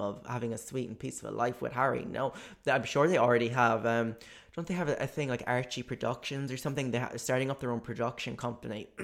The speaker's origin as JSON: {"language": "English", "country": "Ireland", "said": "as an Irish person"}